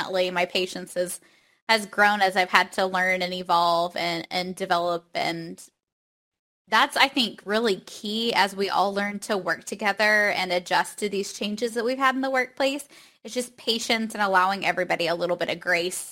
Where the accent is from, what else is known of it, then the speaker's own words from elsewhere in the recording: Oklahoma, United States; I'm from Oklahoma